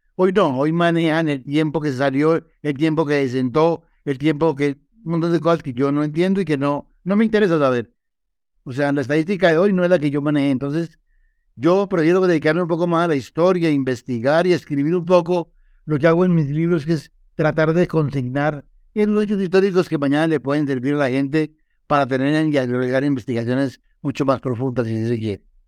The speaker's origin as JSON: {"language": "Spanish", "country": "Colombia", "said": "como colombiano que soy."}